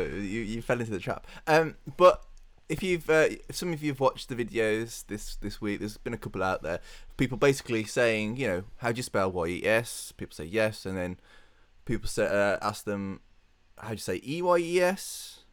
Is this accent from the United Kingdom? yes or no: yes; United Kingdom; I'd rather live in the U K because it's my hometown, uh, my home, uh, island